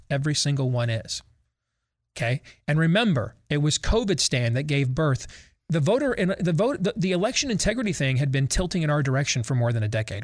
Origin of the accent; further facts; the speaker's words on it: Michigan, United States; as a kid growing up in Michigan, watching the nightly news with my parents.